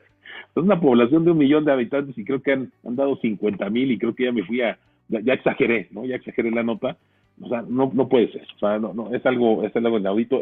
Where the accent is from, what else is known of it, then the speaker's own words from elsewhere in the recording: Mexico; somos mexicanos